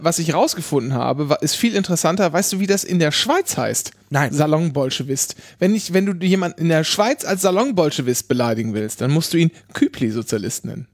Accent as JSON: {"language": "German", "region": "Northern Germany", "country": "Germany", "tie": "born or raised there", "said": "wenn man als Kind in Norddeutschland aufwächst"}